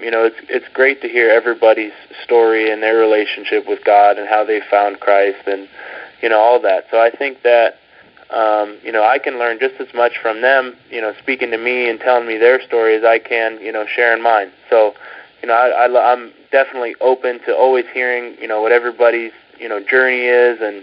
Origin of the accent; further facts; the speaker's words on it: Southern California, United States; I've been born and raised in Southern California